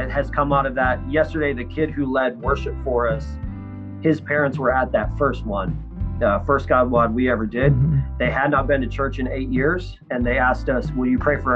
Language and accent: English; northern Michigan, United States; In northern Michigan, up by Lake Superior